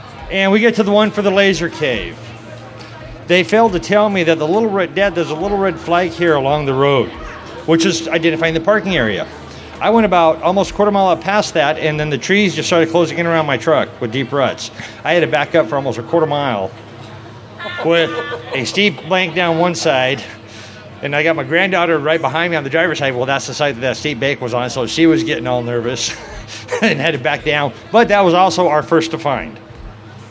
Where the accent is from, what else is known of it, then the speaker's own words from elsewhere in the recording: Port Orchard, Washington, United States; we're from Port Orchard, Washington